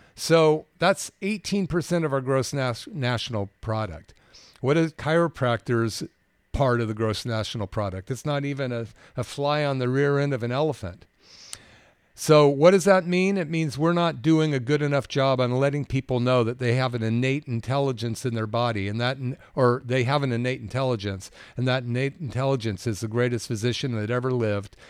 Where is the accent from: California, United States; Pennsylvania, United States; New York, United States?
California, United States; Bay Area; growing up in the Bay Area